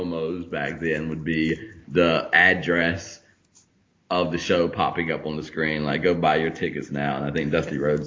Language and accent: English; North Carolina, United States; I grew up in North Carolina